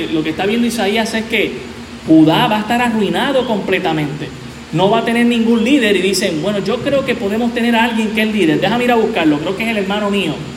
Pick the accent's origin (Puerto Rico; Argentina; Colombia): Puerto Rico